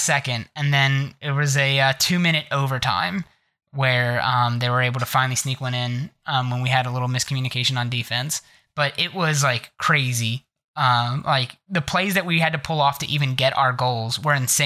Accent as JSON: {"language": "English", "region": "Ohio", "country": "United States", "said": "I'm from Ohio"}